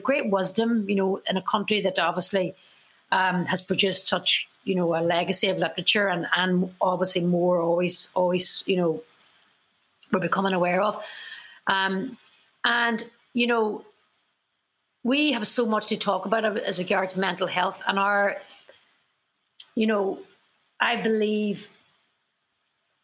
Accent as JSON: {"language": "English", "country": "Ireland", "said": "as Irish people"}